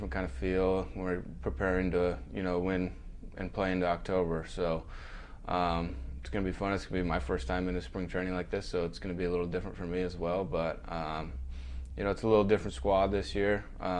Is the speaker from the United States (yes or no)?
yes; Minnesota, United States; Growing up in Minnesota